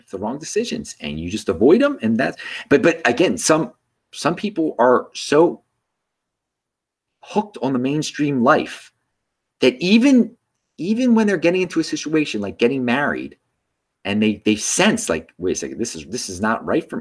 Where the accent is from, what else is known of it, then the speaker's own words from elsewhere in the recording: Baltimore, Maryland, United States; since I'm from Baltimore, yeah, I still check the Orioles score